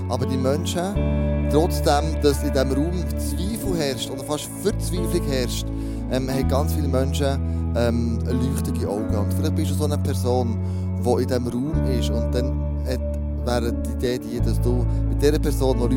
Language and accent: German; Switzerland; weil wir ja freie Schweizer sind. Das ist ein Privileg, das wir hier in der Schweiz haben.